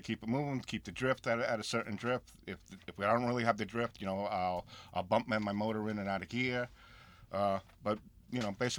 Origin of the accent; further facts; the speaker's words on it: South Shore of Long Island, New York, United States; I grew up on the South Shore.